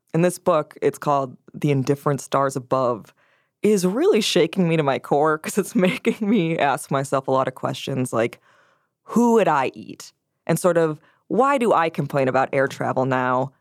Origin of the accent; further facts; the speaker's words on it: Wisconsin, United States; my home state